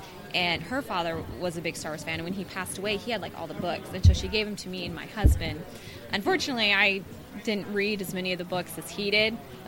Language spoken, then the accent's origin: English; Modesto, California, United States; moved away as an adult; now in San Diego, United States; I'm actually from Modesto.